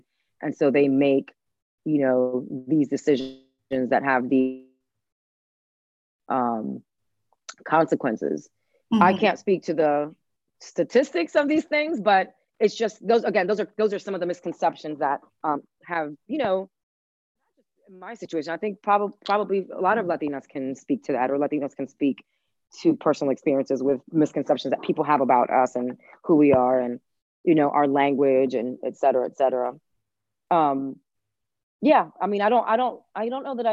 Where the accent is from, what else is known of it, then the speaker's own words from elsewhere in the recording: Washington, District of Columbia, United States; first language Spanish; English is a second language; also born or lived in Havana, Cuba / Miami, Florida; I'm from DC, because I am. Like, I've been here my entire life